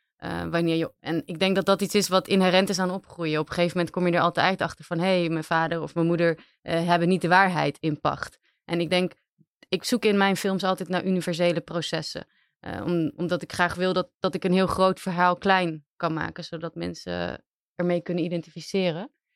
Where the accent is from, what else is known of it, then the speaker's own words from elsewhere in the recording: Aruba; moved away as an adult; now in Netherlands; ik ben zelf op Aruba opgegroeid